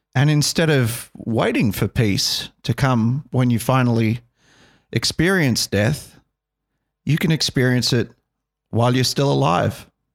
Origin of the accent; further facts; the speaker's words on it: Australia; growing up in Australia, uh, you know, I think we embrace all religions